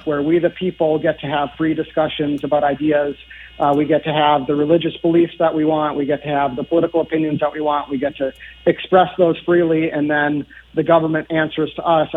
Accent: Andover, Minnesota, United States; also born or lived in Ramsey, Minnesota; I grew up in Andover. I live in Ramsey

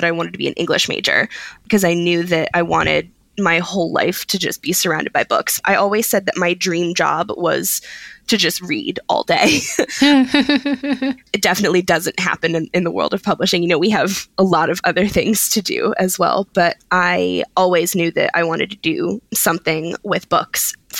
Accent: Philadelphia, Pennsylvania, United States; I'm originally from Philadelphia, which is a very easy train ride from New York.

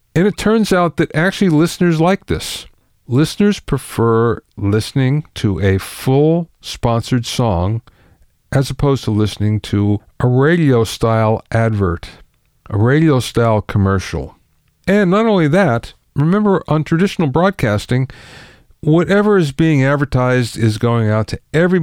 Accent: Minersville, Pennsylvania, United States; I grew up in Pennsylvania in a very small town. Minersville, it was called, 5,000 people, in Schuylkill County.

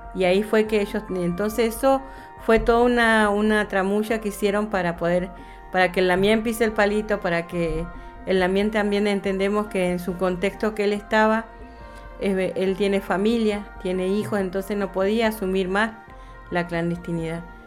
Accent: Comodoro Rivadavia, Chubut, Argentina; moved away as an adult; also born or lived in Cushamen; yo vivía en, Comodoro, mis hijos nacieron en Comodoro, yo nací en Comodoro.

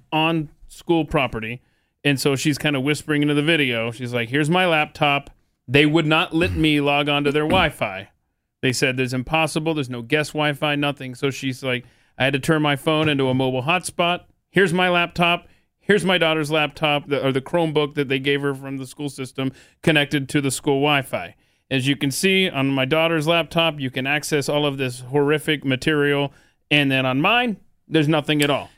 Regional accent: the South, United States; I grew up in the South

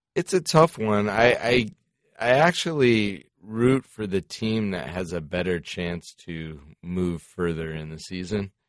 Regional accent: South Florida, United States; also born or lived in Colorado; when I was growing up in South Florida

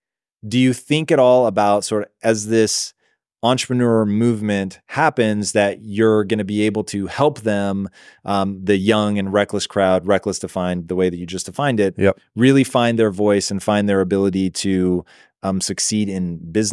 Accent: Tacoma, Washington, United States; born or raised there; moved away

